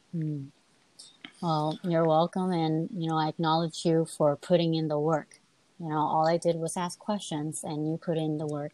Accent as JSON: {"language": "English", "country": "United States", "tie": "born or raised there", "said": "I was born here."}